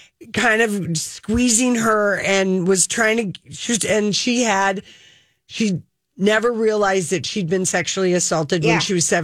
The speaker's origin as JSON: {"language": "English", "region": "Minnesota", "country": "United States", "moved": "yes", "said": "from Minnesota."}